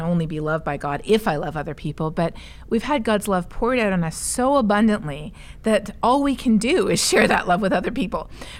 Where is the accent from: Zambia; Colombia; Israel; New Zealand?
Colombia; now in Toronto, Canada; Well, I am a missionary kid myself. {S3} Yeah. {S0} So, yes. So growing up in Colombia, it was obvious how people who don't have the resources that we have in rich countries are already much more vulnerable